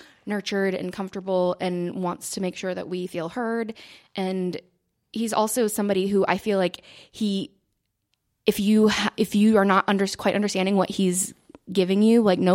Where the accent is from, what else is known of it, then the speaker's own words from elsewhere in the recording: Cumming, Georgia, United States; moved away; I grew up in Cumming, Georgia